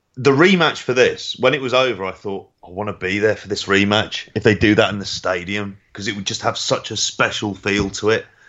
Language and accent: English; Ireland; being an Irish sports fan.